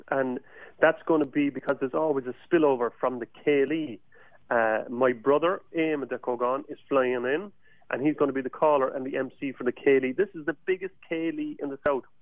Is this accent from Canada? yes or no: no; Cork, Munster, Ireland; accent: southern drawl of Ireland; now in San Diego, United States; I'm not from San Diego originally. Mm-hmm. Uh, my accent would, would belie that I'm from Cork in Ireland, which is the Mrs. Hippie of Ireland.